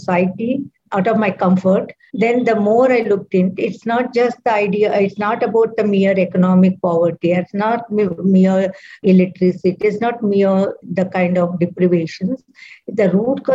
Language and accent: English; Bangalore, Karnataka, India; I'm from South India, from Bangalore.